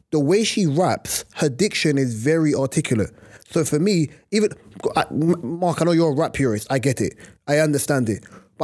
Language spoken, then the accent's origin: English; Manchester, North West England, United Kingdom; I'm from Manchester, I'm from Manny.